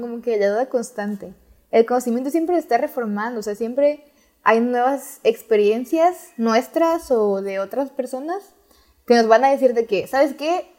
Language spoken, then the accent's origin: Spanish; Mexico; estoy en México, soy mexicana